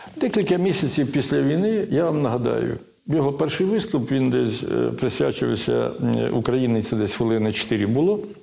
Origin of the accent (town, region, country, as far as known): Ukraine